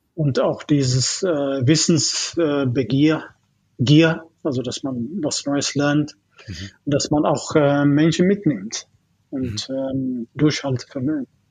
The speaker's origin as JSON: {"language": "German", "country": "Ethiopia", "tie": "born or raised there", "also_born_or_lived": "East Germany", "second_language": "German", "moved": "as an adult", "lives_now": "Germany", "said": "ich komme ursprünglich aus Äthiopien. Mhm. Also ich bin äh, mit 18 erst nach Deutschland gekommen. Okay. Ich habe Elementary, Junior, High School und so weiter in Äthiopien gemacht"}